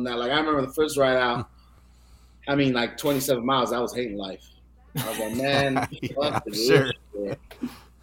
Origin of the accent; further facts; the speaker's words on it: South San Francisco, California, United States; also born or lived in St. Louis; I'm from South San Francisco.